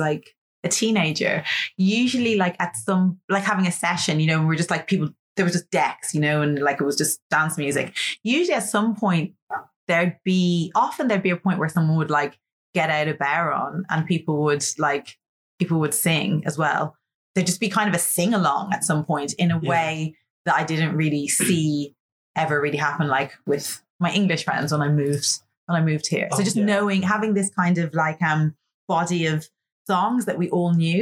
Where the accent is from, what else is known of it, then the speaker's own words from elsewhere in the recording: Ireland; also born or lived in Atlanta, Georgia, United States; I was born in Ireland, but then we like moved to Atlanta and I spent the first few years of my life there and then moved back to Ireland when I was like four.